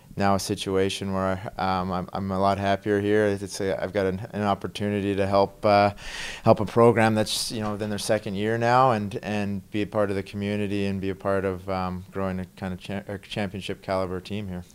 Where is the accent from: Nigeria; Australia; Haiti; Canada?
Canada; moved away; growing up in Canada, hockey's, you know, the number one sport there